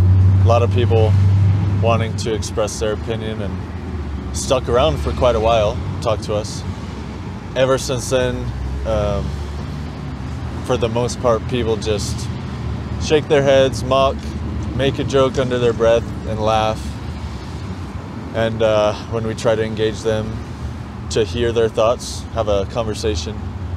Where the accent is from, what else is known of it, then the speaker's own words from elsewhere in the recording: Long Beach, California, United States; moved away as an adult; now in Colorado, United States; I'm from Long Beach, California.